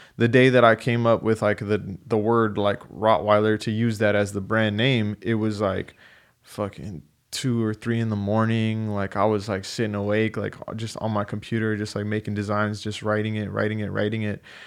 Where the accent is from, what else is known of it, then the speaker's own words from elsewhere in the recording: San Diego, California, United States; I was born in San Diego